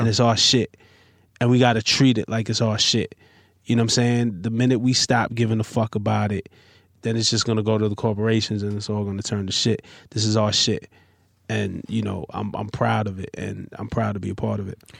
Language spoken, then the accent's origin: English; New York City, New York, United States; I'm from Flatbush, Brooklyn